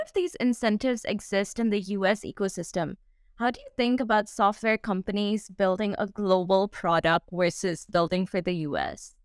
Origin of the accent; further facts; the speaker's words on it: Singapore; I come from Singapore